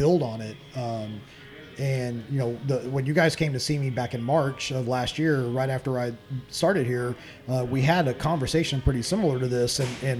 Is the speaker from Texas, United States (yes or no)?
yes; Katy, Texas, United States; I'm from Katy. You know, I went to Katy High School